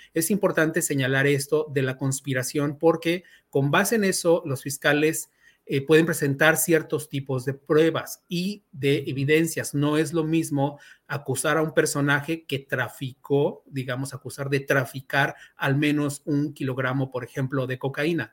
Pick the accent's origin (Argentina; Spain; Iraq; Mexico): Mexico; como mexicanos